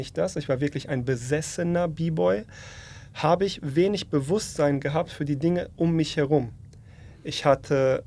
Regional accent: North Rhine-Westphalia, Germany; also born or lived in Poland; bin in NRW groß geworden

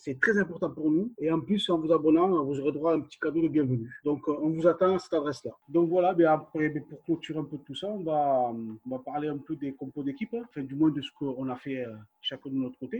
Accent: Toulouse, Occitania, France; on vient de Toulouse

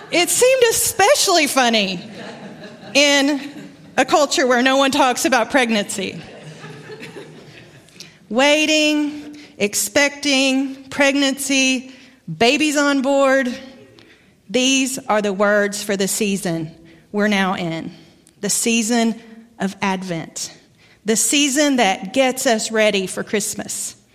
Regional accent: Arkansas, United States; accent: Arkansas; moved away; My accent comes from Arkansas. Haven't lived there in a long time.

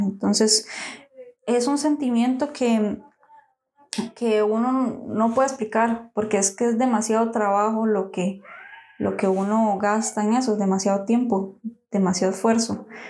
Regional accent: San José, Costa Rica; nosotros somos de San José

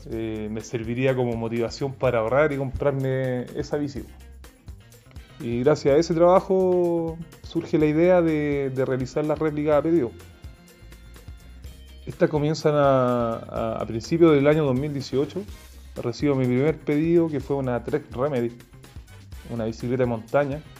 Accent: Chepica, O'Higgins, Chile; ciclista, soldador artesano y esta es la historia de mi primera bici. Yo soy de Chepica, eh, un pueblo de la sexta región.

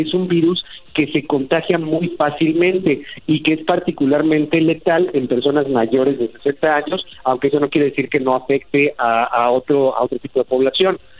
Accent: Mexico; yo soy mexicano y defiendo a mi país

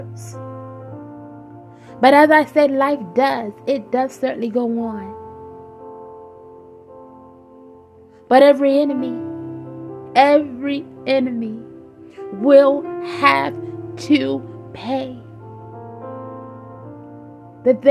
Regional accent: Virginia, United States; moved away; When I opened my Bible back in Virginia, and I began to know the Lord, and I was getting mistreated in my home

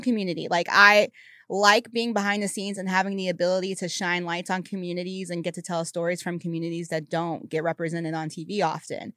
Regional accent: the South, United States; now in Los Angeles, United States; as a Southerner

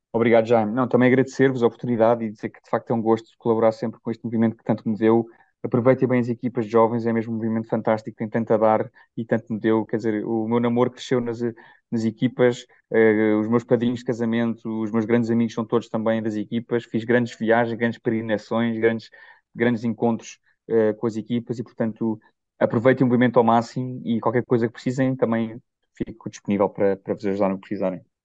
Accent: Portugal; vim de Portugal e vim de uma família ótima e estável

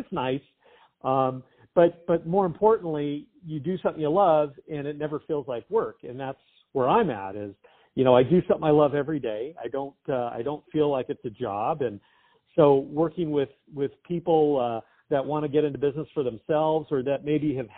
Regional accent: Southern California, United States; born and raised in Southern California

